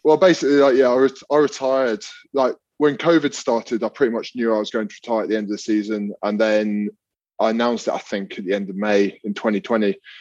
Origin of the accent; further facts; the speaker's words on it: London, United Kingdom; I grew up in London